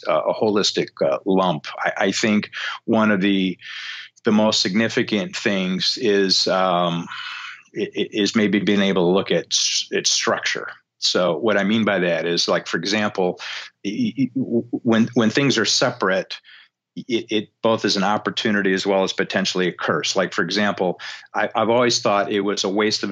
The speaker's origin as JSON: {"language": "English", "town": "Detroit", "region": "Michigan", "country": "United States", "tie": "born or raised there", "moved": "yes", "lives_now": "Beaufort, United States", "said": "growing up in Detroit, I've spent a lot of time in, you know, million square foot auto plants"}